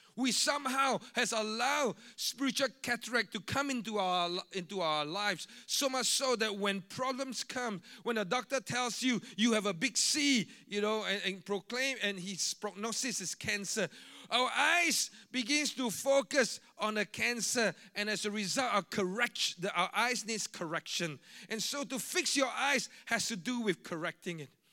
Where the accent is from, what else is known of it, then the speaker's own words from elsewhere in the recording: Singapore; I'm a Singaporean